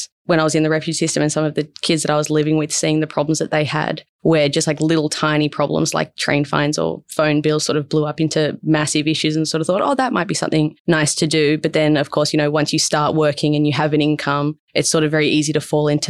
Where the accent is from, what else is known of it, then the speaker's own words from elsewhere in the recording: Berkeley, New South Wales, Australia; I grew up just south of Wollongong in a place called Berkeley